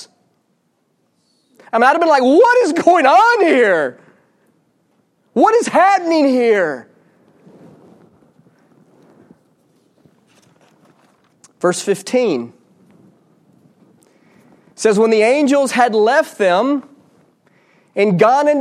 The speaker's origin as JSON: {"language": "English", "region": "Georgia", "country": "United States", "tie": "born or raised there", "said": "I grew up in Georgia"}